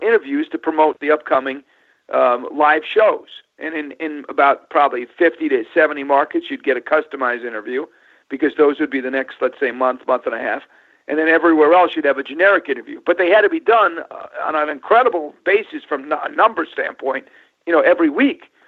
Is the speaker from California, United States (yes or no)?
no; New York, United States; grew up in New York